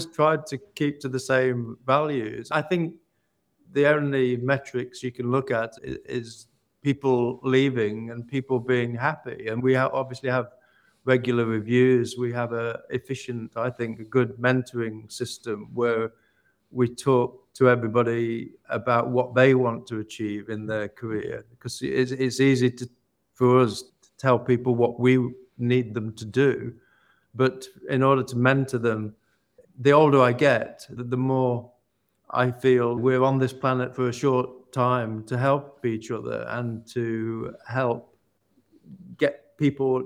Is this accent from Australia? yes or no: no; Ilkeston, East Midlands, United Kingdom; I've just bought an old church in my hometown of Ilkeston in Derbyshire